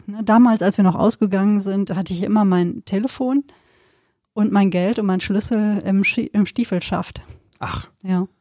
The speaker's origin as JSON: {"language": "German", "area": "Sauerland", "region": "North Rhine-Westphalia", "country": "Germany", "tie": "born or raised there", "moved": "yes", "lives_now": "Cologne, Germany", "said": "Ich bin im Sauerland groß geworden, Westfalen."}